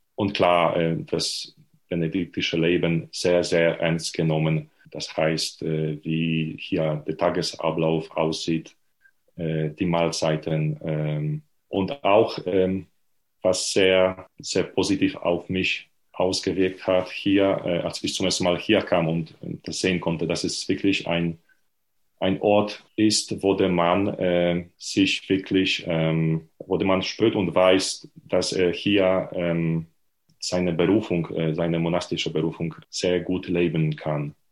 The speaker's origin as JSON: {"language": "German", "town": "Lubań", "region": "Lower Silesian Voivodeship", "country": "Poland", "tie": "born or raised there", "also_born_or_lived": "Leipzig / Heidelberg", "second_language": "German", "moved": "as an adult", "said": "Ich bin Pole. Und zwar äh, bin geboren und habe gewohnt in äh, sehr nah von der deutschen Grenze"}